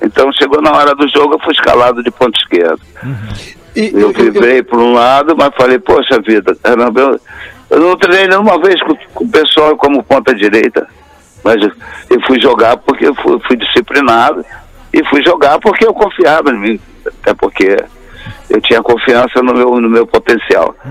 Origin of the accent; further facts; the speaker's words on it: Brazil; eu sou brasileiro até hoje, até a morte